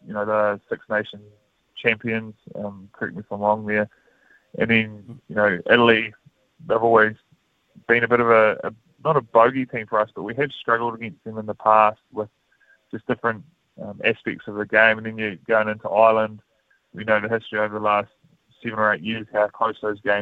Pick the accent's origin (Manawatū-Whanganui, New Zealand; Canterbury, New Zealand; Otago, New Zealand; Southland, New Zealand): Manawatū-Whanganui, New Zealand; growing up in the Manawatu